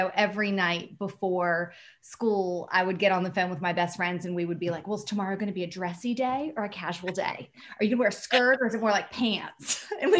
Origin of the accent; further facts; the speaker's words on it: Norfolk, Virginia, United States; moved away as an adult; now in New York, United States; I'm from Norfolk, Virginia Beach.